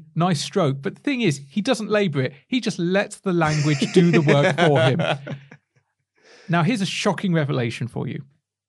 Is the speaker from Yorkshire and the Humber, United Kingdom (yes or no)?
no; West Midlands, United Kingdom; I have a weird kind of accent that doesn't belie the fact that I come from the West Midlands.